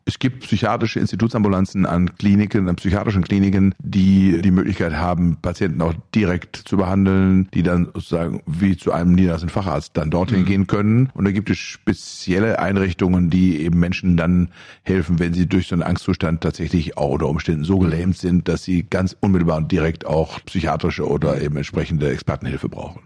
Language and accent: German; Germany; bei uns in Deutschland